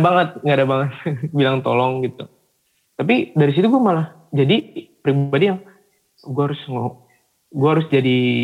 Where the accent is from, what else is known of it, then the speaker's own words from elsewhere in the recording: Java, Indonesia; kita nih sebagai anak nih yang memang sudah terlahir sebagai Batak tapi lahirnya di Jawa